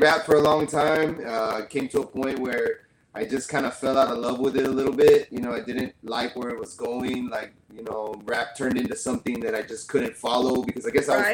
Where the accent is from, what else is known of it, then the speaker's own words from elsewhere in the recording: San Antonio, Texas, United States; moved away as an adult; now in Rio Grande Valley, United States; I'm actually from San Antonio, Texas, but I've been living down in the Rio Grande Valley maybe since I was about 18 years old.